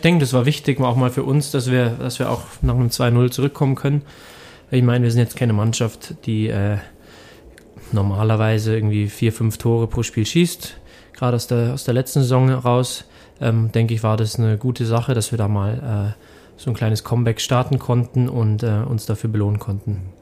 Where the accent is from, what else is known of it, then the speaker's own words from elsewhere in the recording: Hückeswagen, North Rhine-Westphalia, Germany; also born or lived in Cologne; now in Rosenheim, Germany; bin geboren in Hückeswagen